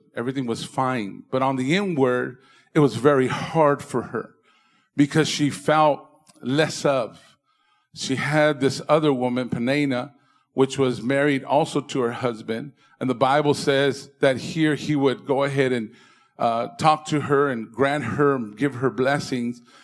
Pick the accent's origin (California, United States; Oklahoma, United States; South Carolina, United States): California, United States; Indio; moved away as an adult; now in San Fernando Valley, United States; I'm from the Coachella Valley, from Indio